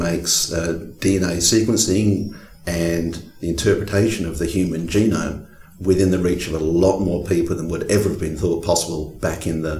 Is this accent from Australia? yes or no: yes; Australia